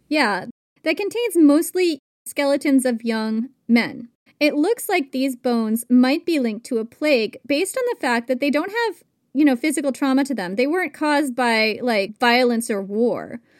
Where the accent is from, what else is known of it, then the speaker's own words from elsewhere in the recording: Vermont, United States; when I grew up in Vermont